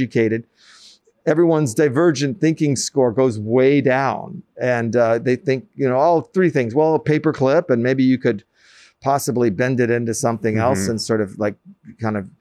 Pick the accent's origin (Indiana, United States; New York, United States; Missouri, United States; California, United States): New York, United States; New York City; I grew up in Manhattan, up by Columbia